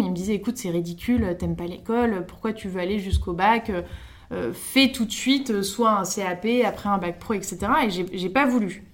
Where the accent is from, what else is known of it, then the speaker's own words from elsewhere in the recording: France; also born or lived in Stockholm, Sweden; je suis née à Stockholm. Je suis arrivée en France quand j'avais 3 ans